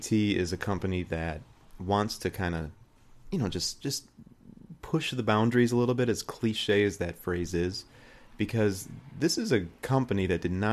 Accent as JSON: {"language": "English", "region": "Illinois", "country": "United States", "tie": "born or raised there", "said": "here in Illinois, you know, there are, and specifically my hometown"}